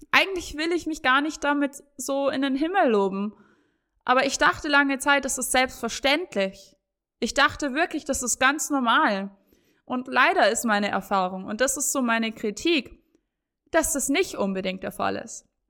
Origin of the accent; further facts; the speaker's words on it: Bavaria, Germany; ich komme aus Bayern